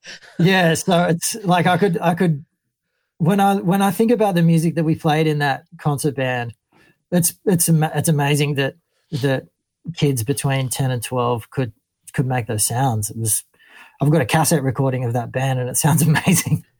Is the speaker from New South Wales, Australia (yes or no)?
yes; Ballina, New South Wales, Australia; moved away as an adult; also born or lived in Lennox Head; now in Sydney, Australia; growing up in Ballina and then Lennox Head